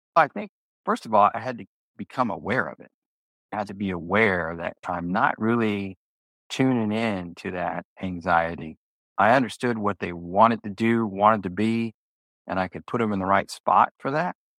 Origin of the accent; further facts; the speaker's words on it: Houston, Texas, United States; also born or lived in Jackson, Mississippi; I was born in Jackson, Mississippi. I was born in 63, but in 1968 my parents moved to Houston